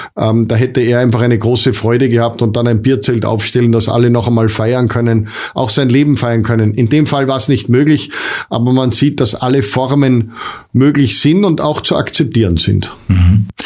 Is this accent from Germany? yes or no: no; foot of the Untersberg, Salzburg, Austria; ich habe das ganz große Glück, hier am Fuß vom Untersberg leben zu dürfen